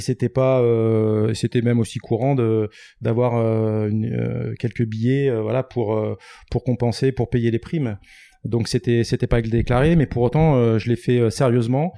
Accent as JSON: {"language": "French", "town": "Les Sables-d'Olonne", "region": "Pays de la Loire", "country": "France", "tie": "born or raised there", "said": "je suis né au Sable d'Olonne et, j'ai des racines italiennes"}